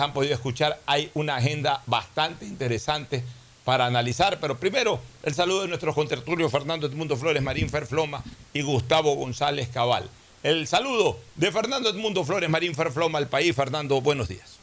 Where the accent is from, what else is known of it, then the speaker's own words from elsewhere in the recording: Guayaquil, Guayas, Ecuador; como guayaquileño